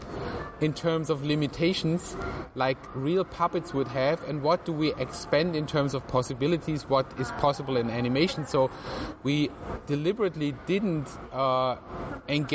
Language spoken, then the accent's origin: English; Tübingen, Baden-Württemberg, Germany; now in Singapore; I grew up in Tübingen, which is a kind of like a university town, medieval university town near to Stuttgart in southern Germany.